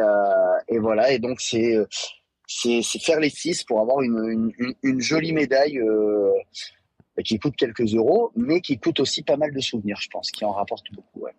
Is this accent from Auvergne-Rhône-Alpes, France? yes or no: yes; Vichy, Auvergne-Rhône-Alpes, France; j'ai grandi à Vichy